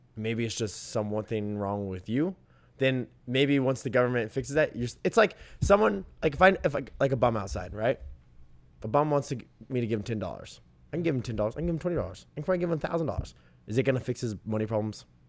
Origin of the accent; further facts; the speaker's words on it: United States; I'm an American